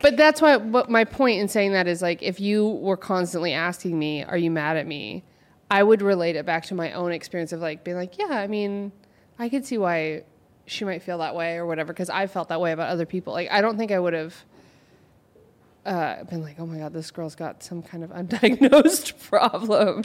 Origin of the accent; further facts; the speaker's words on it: Oregon, United States; moved away; I'm from O, Oregon